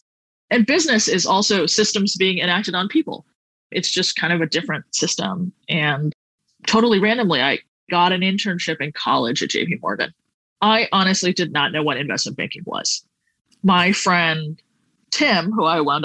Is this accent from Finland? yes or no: no; Singapore; moved away as an adult; also born or lived in Connecticut; I'm from Singapore